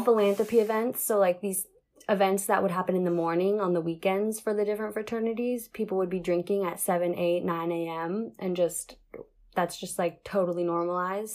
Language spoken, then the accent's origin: English; Seattle, Washington, United States; moved away as an adult; now in Central Coast, California, United States; I'm from Seattle originally, like the Seattle area, but I moved down to the central coast of California to go to college